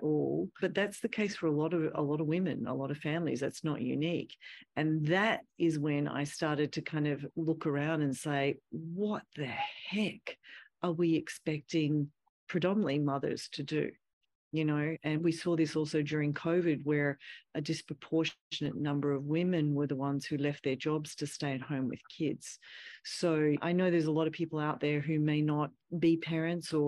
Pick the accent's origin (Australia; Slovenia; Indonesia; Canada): Australia; moved away as an adult; I'm from Australia.